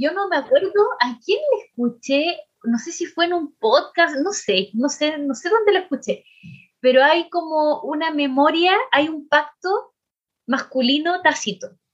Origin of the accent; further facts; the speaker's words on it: Chile; nosotras aquí como mujeres chilenas sobre todo, en eh, nuestro país